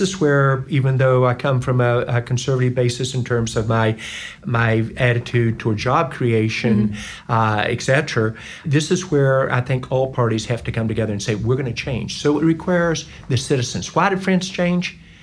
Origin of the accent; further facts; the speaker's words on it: West Virginia, United States; moved away; also born or lived in North Carolina / Georgia / Indiana / Ohio; I'm from West Virginia